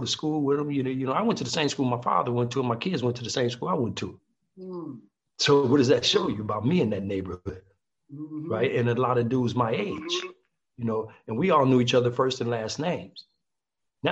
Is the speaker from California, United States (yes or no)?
yes; Compton, California, United States; We're the guys from Compton